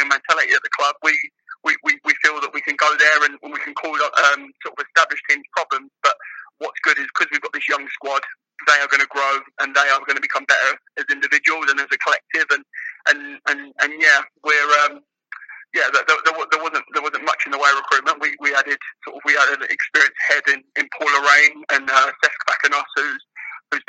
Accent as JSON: {"language": "English", "region": "England", "country": "United Kingdom", "said": "I'm English myself"}